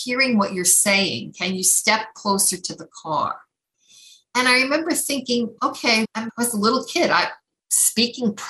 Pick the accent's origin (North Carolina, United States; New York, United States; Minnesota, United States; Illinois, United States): New York, United States; New York City; I grew up in Queens. We were in an area called Whitestone.